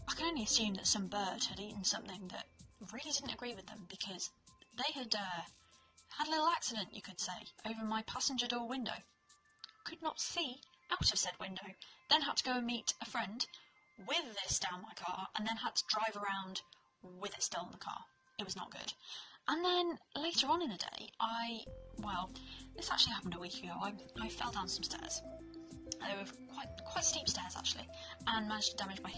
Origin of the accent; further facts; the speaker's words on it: United Kingdom; I am British. I am British and we do not get sun in this country.